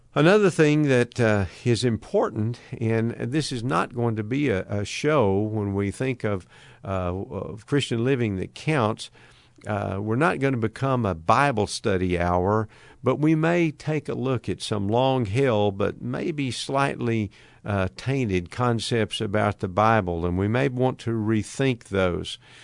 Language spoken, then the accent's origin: English; United States; my frame of reference is being an American